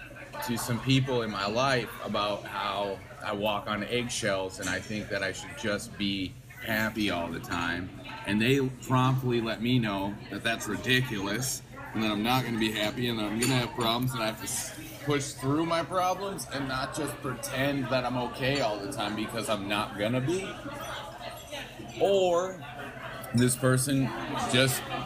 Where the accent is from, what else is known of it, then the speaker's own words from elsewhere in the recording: Wisconsin, United States; now in St. Paul, United States; I grew up in Wisconsin. I currently live in St. Paul, Minnesota